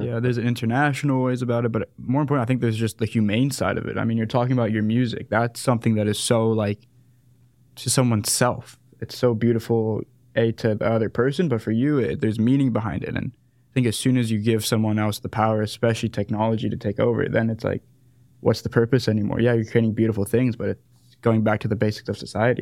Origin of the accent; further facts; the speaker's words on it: San Diego, California, United States; moved away as an adult; also born or lived in South Africa; now in Dallas, United States; I'm a South African Jew from San Diego